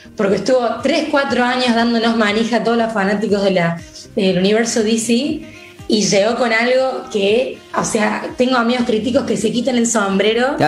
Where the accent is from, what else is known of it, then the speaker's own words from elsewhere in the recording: Argentina; acá, en Argentina